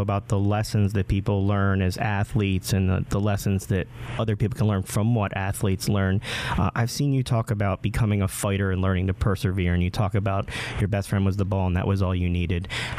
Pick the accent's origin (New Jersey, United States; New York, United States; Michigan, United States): New Jersey, United States; Marlton; I'm from Marlton myself